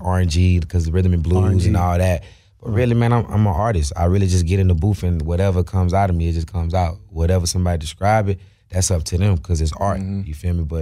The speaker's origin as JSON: {"language": "English", "town": "Jacksonville", "region": "Florida", "country": "United States", "said": "from Jacksonville, Florida"}